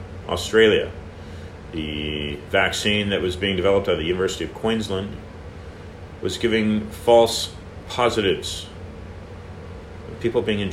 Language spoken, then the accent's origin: English; California, United States; also born or lived in Miami Beach, Florida; now in Florida, United States; I am broadcasting from Florida, but I am a California native